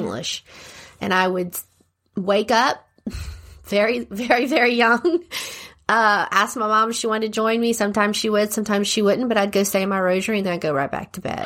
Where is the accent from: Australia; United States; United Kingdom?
United States; Lafayette, Louisiana; I was born and raised here in Lafayette